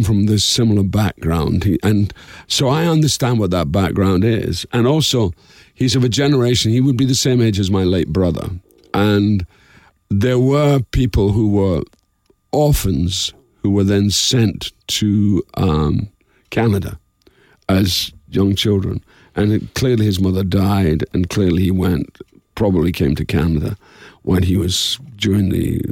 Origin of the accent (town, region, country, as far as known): Dundee, Scotland, United Kingdom; born or raised there